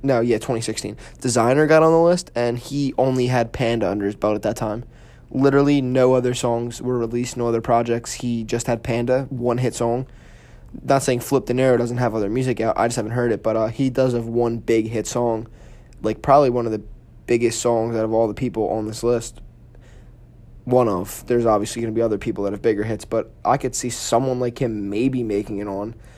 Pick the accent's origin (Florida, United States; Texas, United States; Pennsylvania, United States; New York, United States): Pennsylvania, United States; Philadelphia; Philly, which is where I'm from